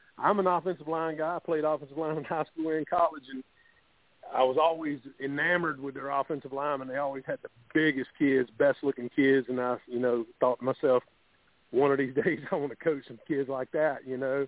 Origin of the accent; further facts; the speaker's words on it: Prosperity, South Carolina, United States; I grew up in Prosperity on the other side of the lake at Mid-Carolina High